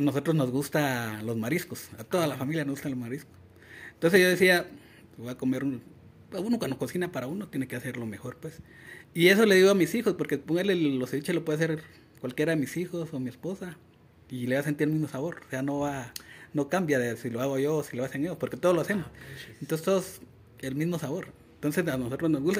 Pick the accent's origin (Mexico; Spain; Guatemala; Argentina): Guatemala; Mixco, Guatemala Department; crecí en El Milagro, en El Milagro, en la zona 6 de Misco